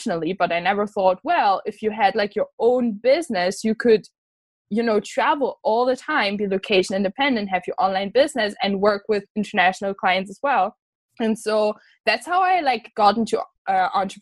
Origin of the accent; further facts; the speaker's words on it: Germany; moved away as an adult; now in Scotland, United Kingdom; I'm from Germany, from a like small town in Germany. And I'm studying abroad in Scotland.